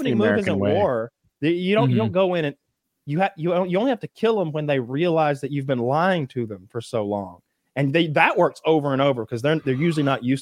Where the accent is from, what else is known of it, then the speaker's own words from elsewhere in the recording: United States; growing up in America